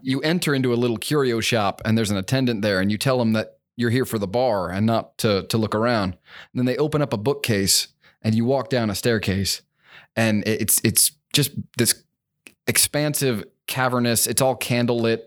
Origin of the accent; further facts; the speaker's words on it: Hamburg, Pennsylvania, United States; moved away as an adult; now in Kentucky, United States; I was born in Pennsylvania, um, just about an hour outside of Philly, a little town called Hamburg